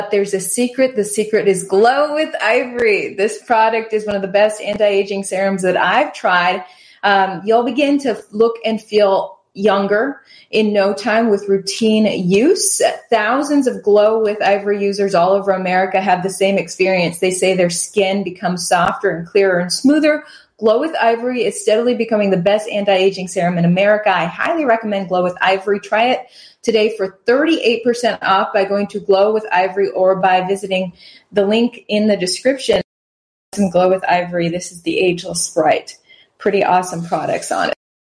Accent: Wisconsin, United States; now in Houston, United States; the tiny town that I grew up in Wisconsin

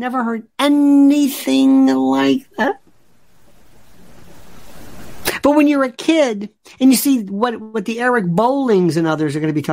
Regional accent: the South, United States; I am from the South

